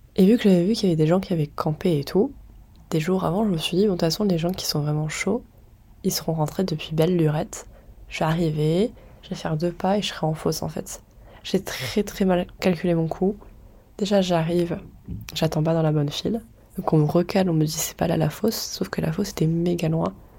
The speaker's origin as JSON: {"language": "French", "country": "France", "said": "on est français"}